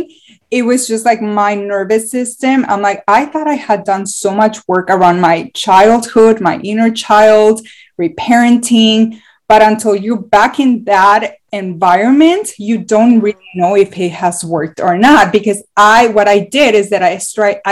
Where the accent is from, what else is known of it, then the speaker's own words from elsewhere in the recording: Mexico; moved away; I'm from Mexico